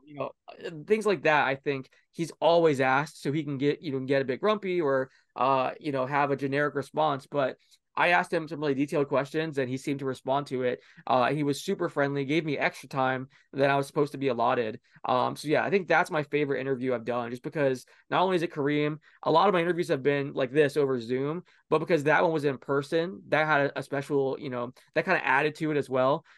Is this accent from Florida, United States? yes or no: yes; Orlando, Florida, United States; I grew up in Orlando